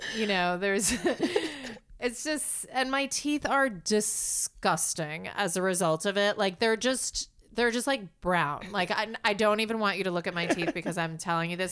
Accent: New York City, New York, United States; I grew up in New York City.

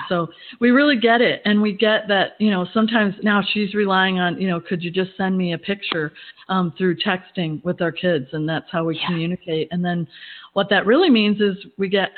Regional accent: Midwest, United States; moved away as an adult; also born or lived in Atlanta, Georgia; now in Georgia, United States; I've been a Midwest girl. I grew up in the Midwest

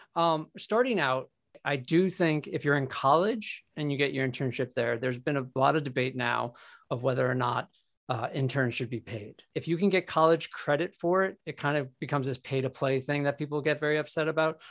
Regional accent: New York, United States; being a New Yorker

